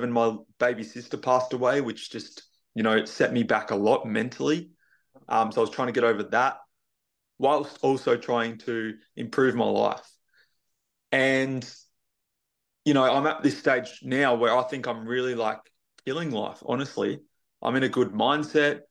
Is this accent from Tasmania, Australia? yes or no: yes; Tasmania, Australia; I'm not in Queensland. I'm moving there in November, but I'm actually from Tasmania